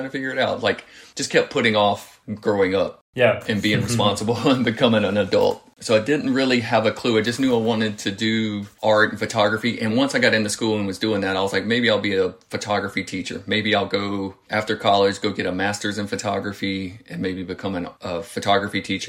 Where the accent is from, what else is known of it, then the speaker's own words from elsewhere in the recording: Florence, South Carolina, United States; moved away as an adult; now in California, United States; I stuck around in my hometown and went to Francis Marion University in Florence